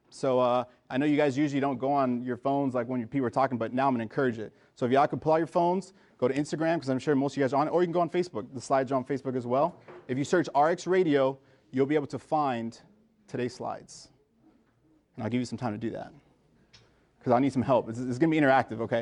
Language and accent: English; Miami, Florida, United States; also born or lived in New Jersey / Trinidad and Tobago (parents); I was born in New Jersey, uh, but I was actually raised in Miami. So I'm a first generation American